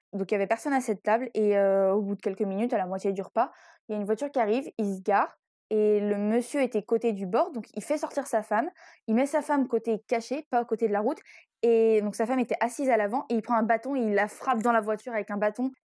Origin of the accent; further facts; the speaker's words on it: Brittany, France; on est breton